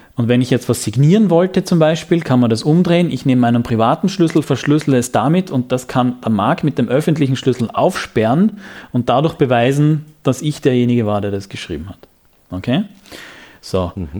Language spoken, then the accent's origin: German; Graz, Styria, Austria; Ich bin Grazer